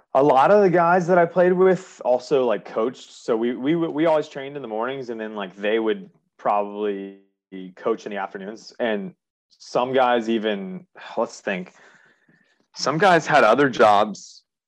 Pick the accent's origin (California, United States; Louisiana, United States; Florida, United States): Florida, United States; Jacksonville; also born or lived in Charleston; born and raised in Jacksonville, grew up, went to RPDS for elementary school